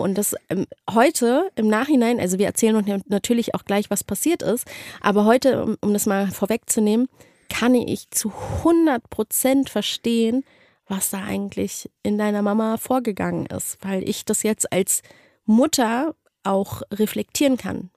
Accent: Berlin, Germany; moved away; ich bin in Deutschland aufgewachsen und, und geboren und ich bin halt Berlinerin

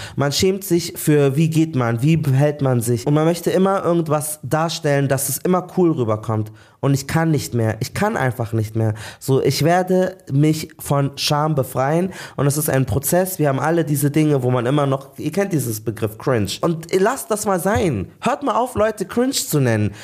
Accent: Munich, Bavaria, Germany; Ich habe noch zu Hause gewohnt, in München auch, wir sind alle aus München

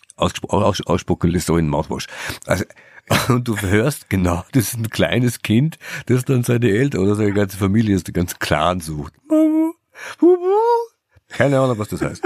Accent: Austria; moved away; also born or lived in Germany; in Österreich, Schande über, über mein, mein Heimatland

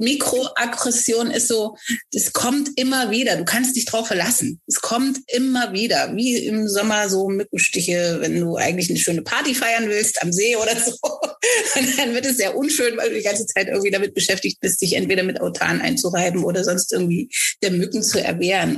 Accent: Germany; ich in Deutschland geboren bin, so fantastisch Deutsch spreche

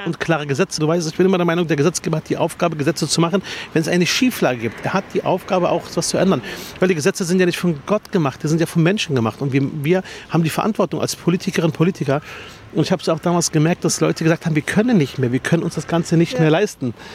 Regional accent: Berlin, Germany; bei mir in meinem Heimatbezirk Spandau

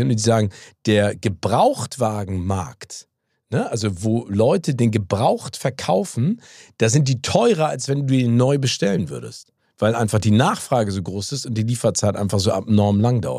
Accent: United States; moved away; Ich bin ja in Amerika geboren und habe da auch ganz viel Zeit verbracht

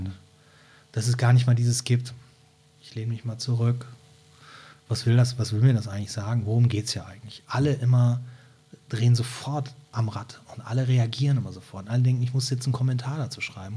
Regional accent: Brühl, North Rhine-Westphalia, Germany; also born or lived in Cologne; now in Hamburg, Germany; ich bin in Köln geboren und bin in einer Kleinstadt bei Köln aufgewachsen, die heißt Brühl

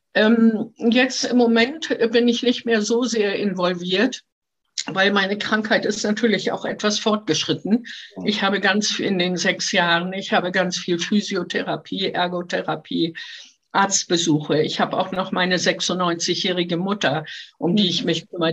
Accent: Hamburg, Germany; also born or lived in Halberstadt; Ich bin in Halberstadt geboren und mit dem fünften Lebensjahr nach Hamburg gekommen und hier bin ich aufgewachsen

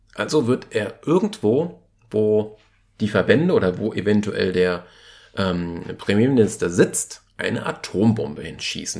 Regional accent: Germany; bei uns in Deutschland

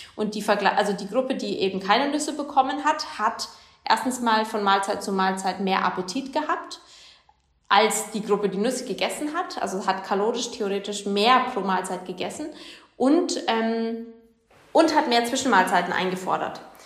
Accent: Germany; bei uns in Deutschland

